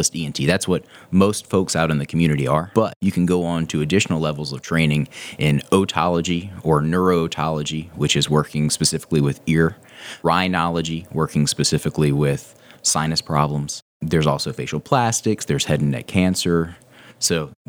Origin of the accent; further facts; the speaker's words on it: Reidsville, North Carolina, United States; moved away; also born or lived in Chapel Hill, North Carolina; I actually grew up in a small town called Reidsville. It's sort of like in the top middle of the state. The nearest big city is Greensboro, North Carolina.